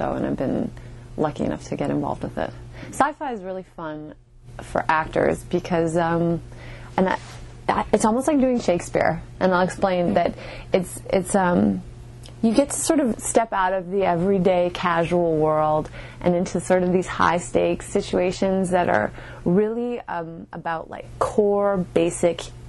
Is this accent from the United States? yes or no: no; Canada; My parents are from Chile, but I was born and raised in Canada